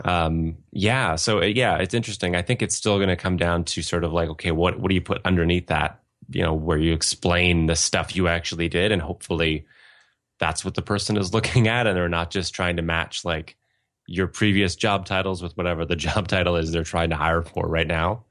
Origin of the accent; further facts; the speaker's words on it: Ontario, Canada; moved away as an adult; also born or lived in Winnipeg / London, Ontario; now in Edmonton, Canada; I'm from Ontario originally. Yeah, Fanshawe's in London. Um, I grew up a few hours north of Toronto